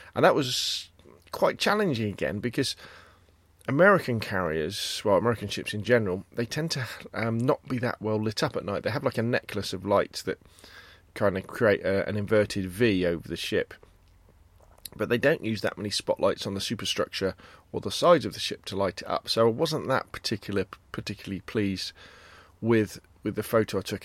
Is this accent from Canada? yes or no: no; Gosport, South East England, United Kingdom; Gosport High Street, kind of my, uh, version, my attempt at street photography. Again, it's my hometown